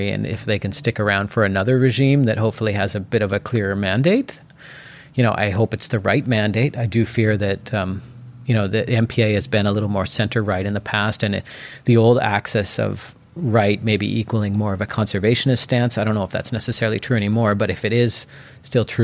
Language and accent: English; Port Moody, British Columbia, Canada; also born or lived in Mexico; No, I grew up in Port Moody. I did live briefly in um, in North Van, but the first place I moved into in Yaletown was actually in 1999.